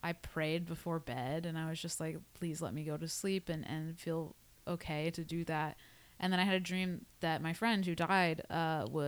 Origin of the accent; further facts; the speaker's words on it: Indianapolis, Indiana, United States; moved away; I grew up in Indianapolis, Indiana